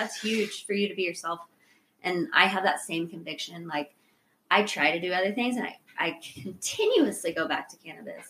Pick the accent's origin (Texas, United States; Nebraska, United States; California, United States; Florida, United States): Texas, United States; moved away; I'm from Texas.